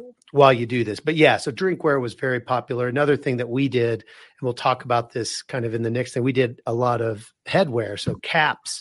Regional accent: Wichita, Kansas, United States; now in Colorado, United States; I'm originally from Wichita, Kansas

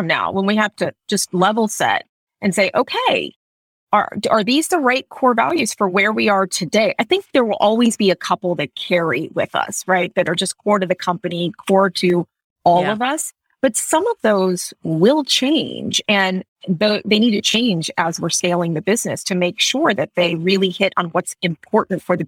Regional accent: Florida, United States; growing up in Florida

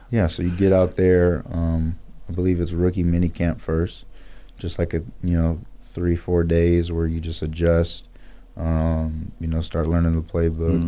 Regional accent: Pasadena, California, United States; moved away as an adult; also born or lived in Boise, Idaho / Atlanta, Georgia; I was born and raised in Pasadena, California

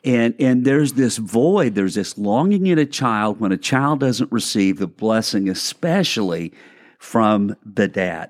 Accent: Arkansas, United States; now in Lakeland, United States; I'm from Arkansas

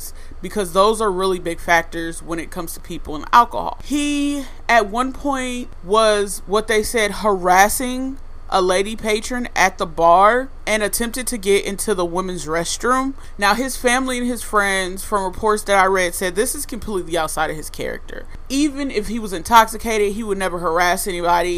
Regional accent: Fort Wayne, Indiana, United States; my hometown of Fort Wayne, Indiana.

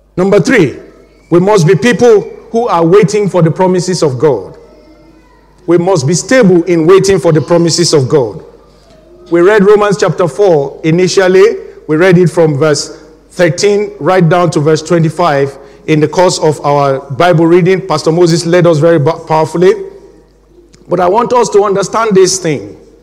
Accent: Nigeria; now in England, United Kingdom; my home country, Nigeria

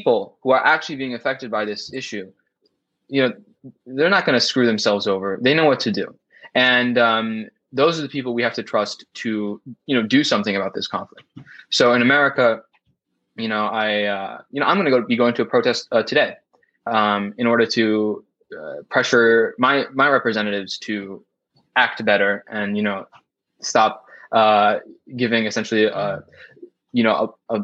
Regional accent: United States; I am an American

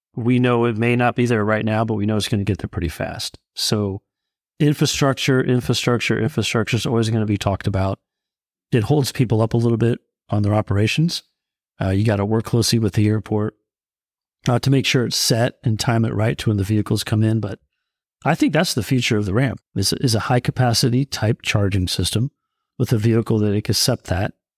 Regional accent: California, United States; I grew up in California

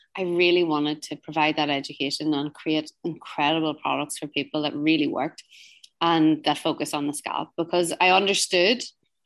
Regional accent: Northern Ireland, United Kingdom; moved away as an adult; now in New York, United States; I'm originally from Northern Ireland

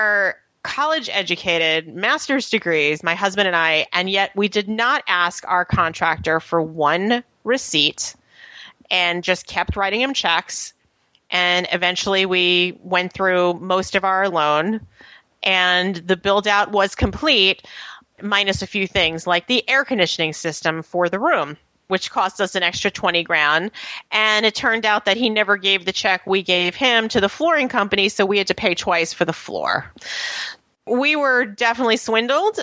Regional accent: New York, United States; moved away as an adult; also born or lived in Atlanta / Edgewater, New Jersey; now in Haworth, United States; I'm originally from New York

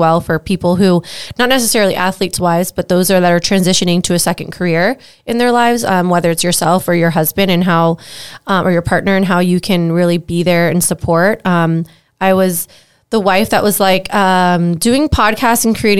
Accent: South Florida, United States; I'm from South Florida

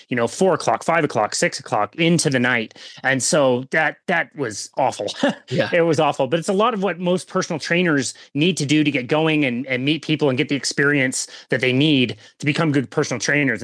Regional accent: Salt Lake City, Utah, United States; also born or lived in South Jordan, Utah; I'm basically from the Salt Lake City kind of area. I've lived here most of my life

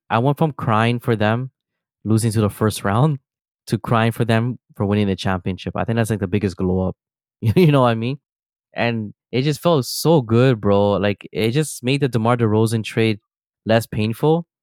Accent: Toronto, Ontario, Canada; we are from Toronto

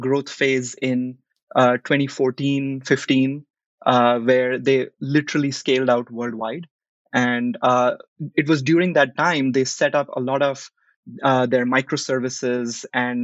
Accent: New Delhi, Delhi, India; moved away as an adult; also born or lived in Los Angeles, United States; now in United States; I grew up in New Delhi in India.

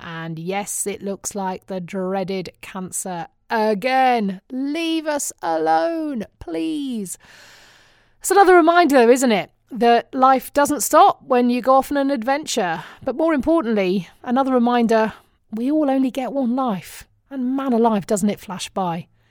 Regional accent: United Kingdom; now in United States; I'm still British

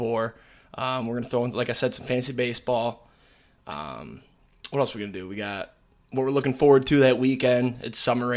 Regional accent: Michigan, United States; grew up in Michigan

